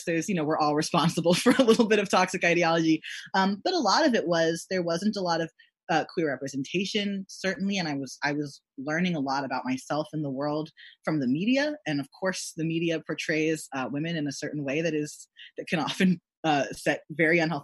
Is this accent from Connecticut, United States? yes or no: no; Texas, United States; growing up in Texas